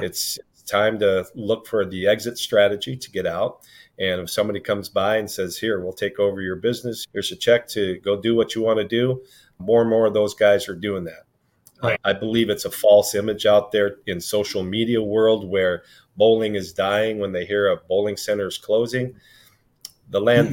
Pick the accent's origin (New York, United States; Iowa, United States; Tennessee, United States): Iowa, United States; Sioux City; now in Midland, Michigan, United States; born and raised in Sioux City, Iowa.